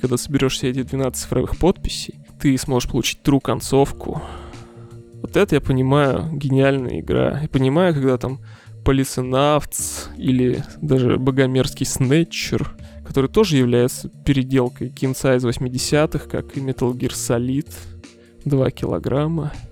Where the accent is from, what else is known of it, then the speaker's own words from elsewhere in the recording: Siberia, Russia; moved away; я из Сибири вообще, и там у нас очень любят эксперименты с образованием